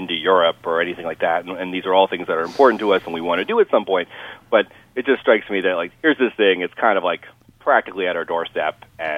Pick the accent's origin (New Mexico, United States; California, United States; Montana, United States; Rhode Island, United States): Rhode Island, United States; born there; I was born in Rhode Island and on a naval base, of all things.